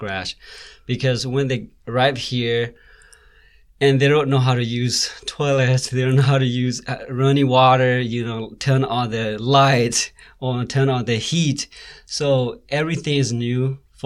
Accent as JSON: {"language": "English", "country": "Myanmar", "moved": "yes", "lives_now": "Lincoln, United States", "said": "I'm not originally from here, but I'm originally from Burma, also known as Myanmar."}